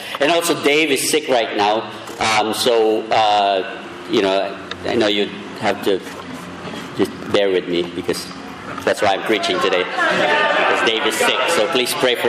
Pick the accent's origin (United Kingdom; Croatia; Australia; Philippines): Philippines; I'm Filipino